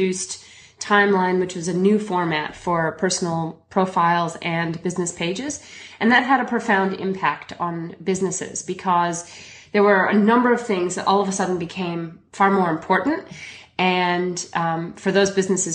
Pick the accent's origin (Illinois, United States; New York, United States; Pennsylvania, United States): Illinois, United States; Chicago; now in Melbourne, Australia; I'm originally from Chicago, but I moved to Melbourne, Australia about 17 years ago